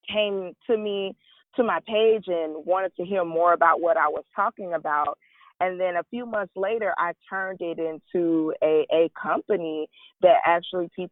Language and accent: English; Sanford, Florida, United States; I was born in Sanford, Florida. I'm a small town girl. I grew up at the Boys and Girls Club.